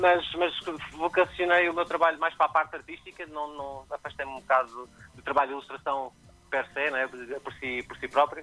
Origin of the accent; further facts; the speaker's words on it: Cascais, Lisbon, Portugal; eu sou de Cascais, eu, tô, eu tô, vivo e trabalho em Cascais